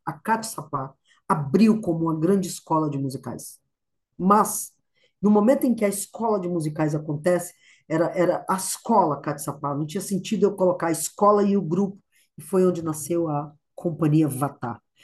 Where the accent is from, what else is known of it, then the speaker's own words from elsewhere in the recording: Ceará, Brazil; also born or lived in Cariri / New York; sou nordestina, sou eu, eu sou lá do Ceará